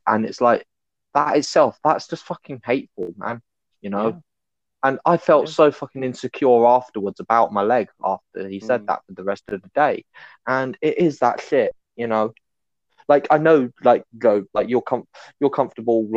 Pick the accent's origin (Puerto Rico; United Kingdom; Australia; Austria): United Kingdom; I'm British